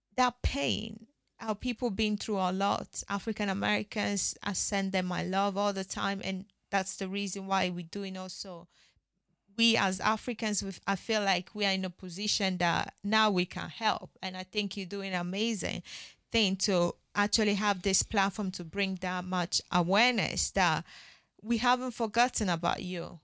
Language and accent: English; Ghana; I'm Ghanaian